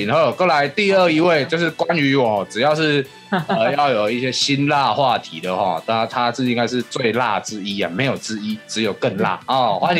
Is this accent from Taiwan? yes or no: yes; Taichung, Taiwan; 我台中人，我台中人也一点爱就符合